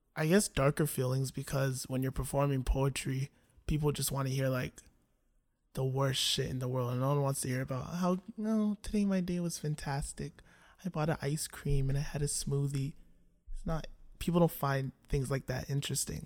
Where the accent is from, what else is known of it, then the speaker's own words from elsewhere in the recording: Toronto, Ontario, Canada; also born or lived in Scarborough / North York; Okay, so I grew up in Toronto. I was born in Scarborough, and then me and my family moved to North York